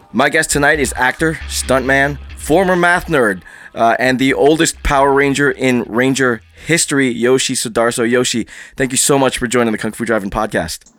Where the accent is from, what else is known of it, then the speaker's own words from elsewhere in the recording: Philippines; I'm I'm Filipino